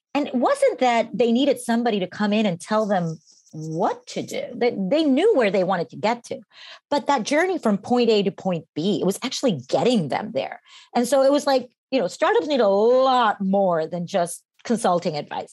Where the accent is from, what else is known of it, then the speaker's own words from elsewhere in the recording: Costa Rica; moved away as an adult; now in United States; I was born and raised in Costa Rica and came when I was 18 to the States